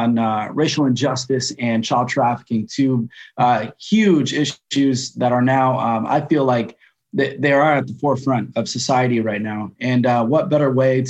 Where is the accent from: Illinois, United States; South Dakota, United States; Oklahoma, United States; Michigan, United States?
Michigan, United States; Grand Rapids; now in Los Angeles, United States; I'm from Grand Rapids.